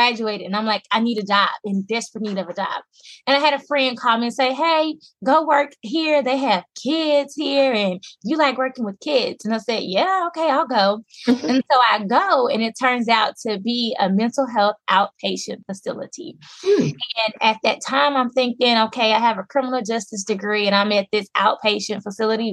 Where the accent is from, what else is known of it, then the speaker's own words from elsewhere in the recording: Little Rock, Arkansas, United States; I am from Little Rock, Arkansas. I'm a native. And I'm also a resident, so I'm a country girl